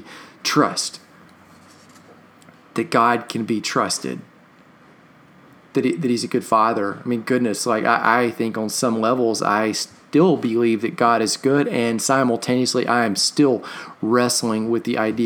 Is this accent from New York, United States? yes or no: no; Katy, Texas, United States; growing up in Texas or being a little kid in Texas, I went to several rodeos